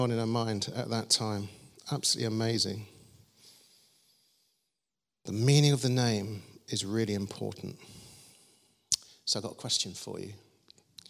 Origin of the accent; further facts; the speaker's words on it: London, United Kingdom; we grew up in South London